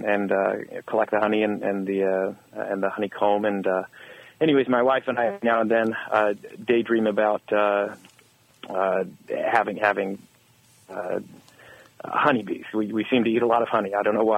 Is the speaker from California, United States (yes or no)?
yes; California, United States; now in Indiana, United States; I grew up in California, and when I was growing up, my parents had bees, honeybees